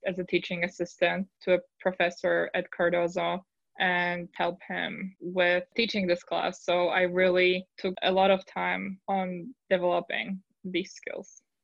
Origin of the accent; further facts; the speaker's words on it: Poland; English is a second language; moved away as an adult; now in United States; I'm originally from Poland, so it's been quite a journey because I really had to work on my English.